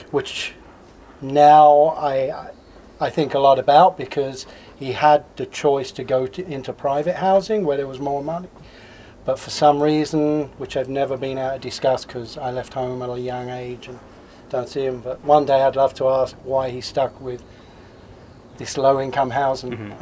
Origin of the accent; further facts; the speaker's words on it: Swanley, South East England, United Kingdom; moved away as an adult; also born or lived in Crystal Palace, London / Lower East Side, New York; now in Oregon/Washington, United States; when I was just a youngster, my parents moved out to a little suburb called Swanley in Kent.